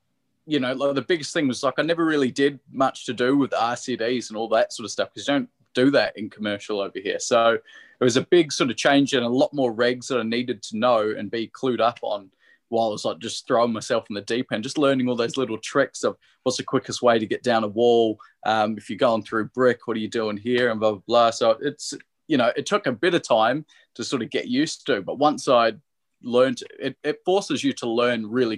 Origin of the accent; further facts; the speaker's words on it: Sydney, New South Wales, Australia; No, so I'm from Sydney.